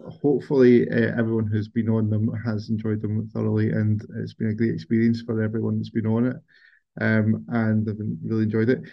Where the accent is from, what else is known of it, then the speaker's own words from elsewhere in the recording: Kate's Well, Lanarkshire, Scotland, United Kingdom; I grew up in Kate's well